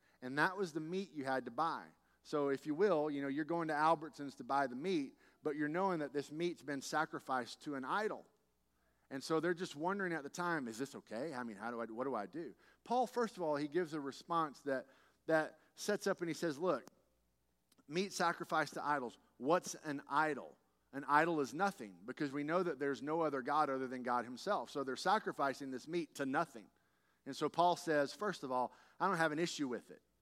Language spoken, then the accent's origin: English; Texas, United States; as a Texan